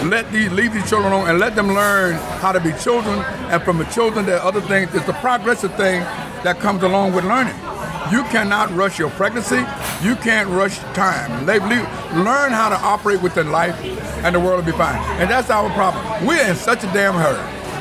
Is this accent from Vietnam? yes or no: yes; Vietnam; English is a second language; moved away as an adult; now in United States; When I came from Vietnam, my government told me, your children is your responsibility.